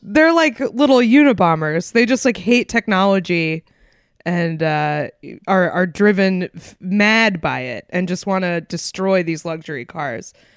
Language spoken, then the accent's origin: English; Concord, New Hampshire, United States; literally to my hometown, a place that is under an hour away from Boston